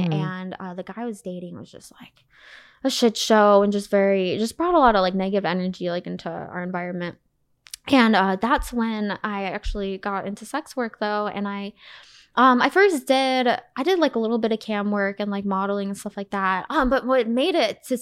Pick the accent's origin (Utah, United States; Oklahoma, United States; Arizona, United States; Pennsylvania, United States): Arizona, United States; moved away as an adult; also born or lived in Wisconsin; now in California, United States; I was born in Wisconsin. I grew up mostly in good old Arizona